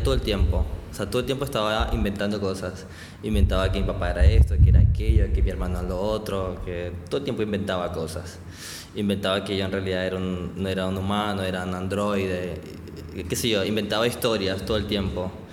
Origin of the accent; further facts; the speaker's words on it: Barranquilla, Atlántico, Colombia; moved away as an adult; now in Buenos Aires, Argentina; soy de Barranquilla, pero actualmente vivo en Buenos Aires ahí con mi familia